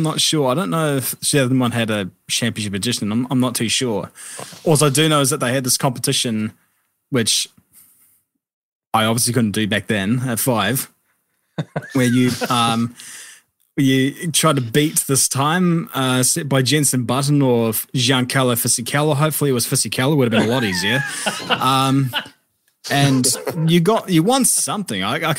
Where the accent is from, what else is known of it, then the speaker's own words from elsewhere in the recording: New Zealand; I think really for a lot of kids growing up, it all starts with cars